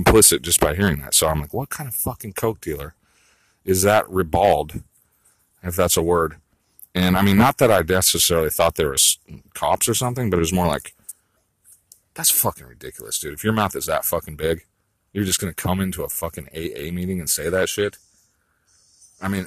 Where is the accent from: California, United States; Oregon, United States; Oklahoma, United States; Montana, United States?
California, United States; I grew up in California